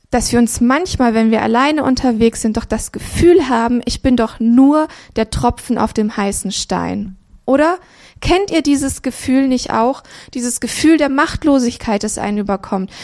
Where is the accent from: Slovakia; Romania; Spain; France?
Romania; now in Cologne, Germany; ich bin in Rumänien geboren worden, 84.